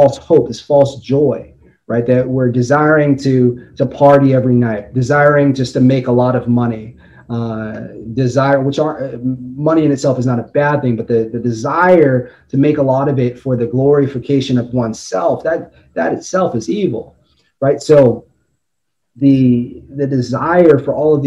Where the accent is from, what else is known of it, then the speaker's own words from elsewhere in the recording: Las Vegas, Nevada, United States; moved away; also born or lived in Boston; I was raised in Las Vegas